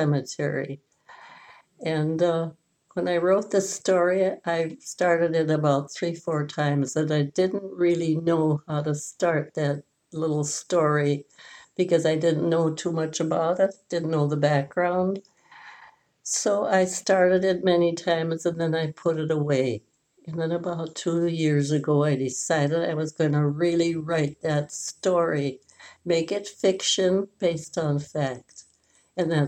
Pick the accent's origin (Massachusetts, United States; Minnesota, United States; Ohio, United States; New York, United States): Minnesota, United States; Aitkin; when I was growing up in Aitkin, about that wonderful little town up north